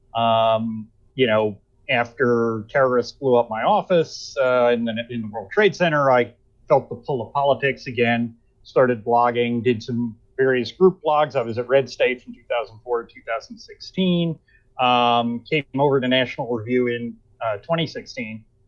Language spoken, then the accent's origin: English; Nanuet, New York, United States; also born or lived in Teaneck, New Jersey; I grew up in Nanuet, New York, which is literally the next town over from Blauvelt